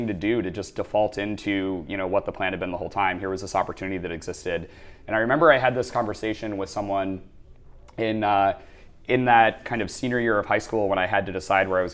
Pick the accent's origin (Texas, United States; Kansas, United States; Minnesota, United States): Minnesota, United States; accent: tiny twinge of Fargo; moved away as an adult; also born or lived in Boston; now in New York, United States; So I grew up in Minnesota, which if you're not familiar with the United States, most people know of that as the frozen north portion of the country. And I grew up in a relatively rural area.